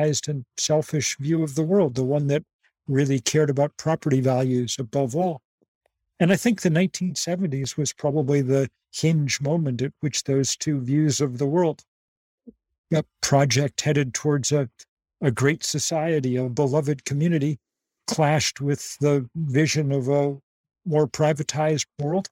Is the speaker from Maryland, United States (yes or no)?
no; Lexington, Massachusetts, United States; I grew up in Lexington